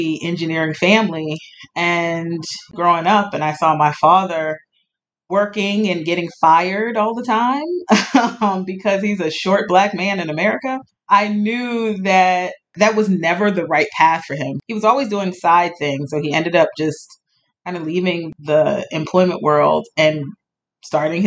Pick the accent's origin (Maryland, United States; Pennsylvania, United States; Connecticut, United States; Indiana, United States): Maryland, United States; Montgomery County; I grew up in Maryland, in Montgomery County, Maryland